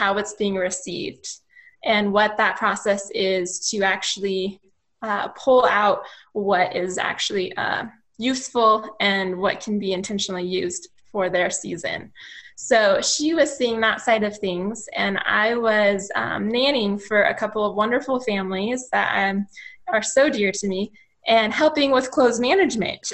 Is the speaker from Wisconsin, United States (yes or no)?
no; Longmont, Colorado, United States; we grew up in Longmont area most of my life, and so Colorado native